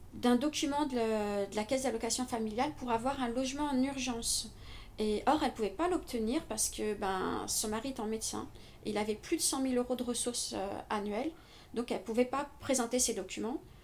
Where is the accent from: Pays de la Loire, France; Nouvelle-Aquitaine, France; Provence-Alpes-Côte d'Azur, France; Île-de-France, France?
Île-de-France, France; Paris; je, suis une pure parisienne je suis née à Paris j'ai toujours vécu à Paris